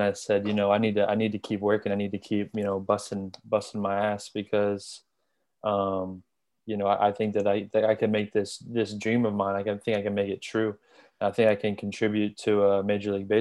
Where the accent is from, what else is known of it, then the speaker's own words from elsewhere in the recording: Gainesville, Florida, United States; I grew up in Gainesville. So I've been a Gator fan my whole life